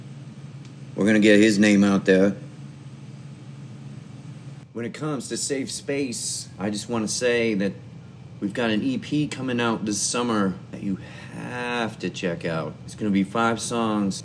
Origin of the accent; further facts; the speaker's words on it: Des Moines, Iowa, United States; I am from Des Moines, Iowa